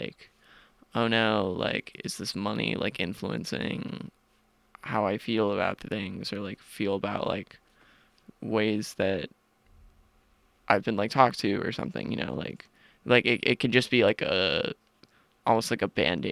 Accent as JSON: {"language": "English", "town": "South Orange", "region": "New Jersey", "country": "United States", "said": "I'm from South Orange, New Jersey, which is like a small suburban commuter town in northern Jersey, right outside of Newark."}